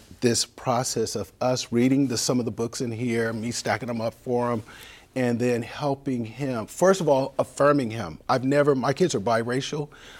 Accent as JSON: {"language": "English", "town": "San Diego", "region": "California", "country": "United States", "tie": "born or raised there", "said": "You know, we grew up in Bay Vista Methodist apartments, and you ask people, 49th and Logan in San Diego"}